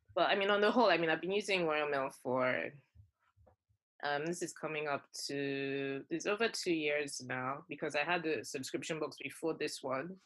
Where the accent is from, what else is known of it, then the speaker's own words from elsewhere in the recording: Nigeria; moved away as an adult; growing up in Nigeria, I came, I was already like fully grown when I came here